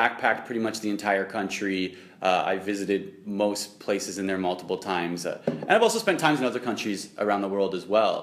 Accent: Canada; also born or lived in Waterloo, Ontario

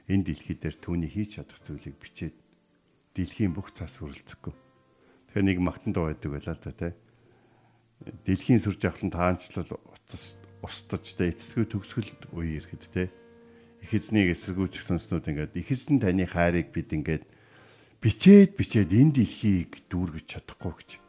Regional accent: Mongolia

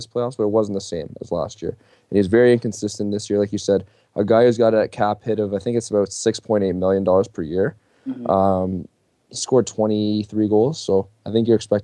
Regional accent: Toronto, Ontario, Canada; I'm from Toronto

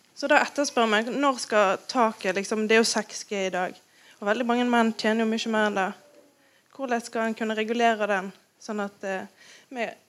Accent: Norway; Jeg var syv måneder da jeg kom til Norge eller ble hentet av mine foreldre.

